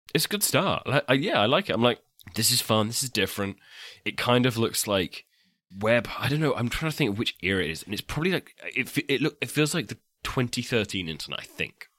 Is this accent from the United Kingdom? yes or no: yes; England, United Kingdom; I'm English